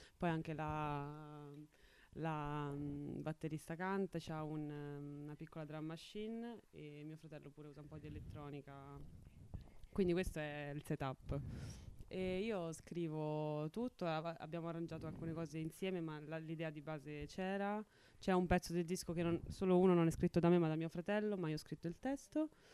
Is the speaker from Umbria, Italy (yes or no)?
yes; Mora, Umbria, Italy; un piccolo paesino sul, sul monte Suba, eh, vicino ad Assisi